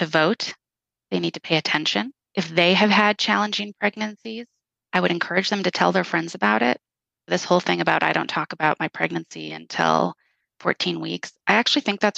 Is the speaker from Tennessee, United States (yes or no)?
no; New Mexico, United States; I'm from New Mexico